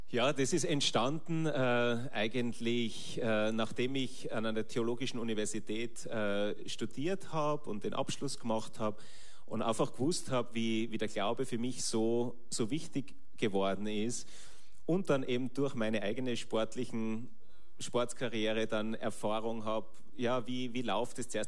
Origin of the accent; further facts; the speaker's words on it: Schladming, Styria, Austria; Ah genau, Schladming, Steiermark, werden sicher viele kennen, die mit dem Wintersport Affinität haben.